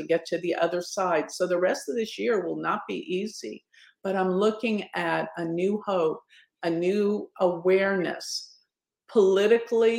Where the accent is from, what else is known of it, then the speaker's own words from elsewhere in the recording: Dallas, Texas, United States; in my hometown, Dallas